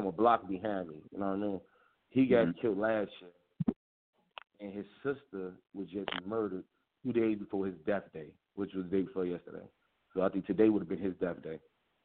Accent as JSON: {"language": "English", "town": "Chicago", "region": "Illinois", "country": "United States", "tie": "born or raised there", "said": "Growing up in Chicago"}